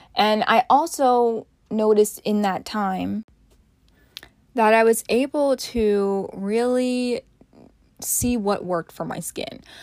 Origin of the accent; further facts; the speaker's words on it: Montclair, New Jersey, United States; also born or lived in Boston; my hometown of Montclair, New Jersey